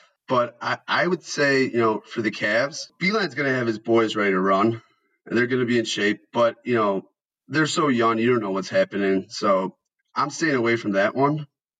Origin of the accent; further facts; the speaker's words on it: Cleveland, Ohio, United States; I am from Cleveland, and I saw that Brooklyn was going to Cleveland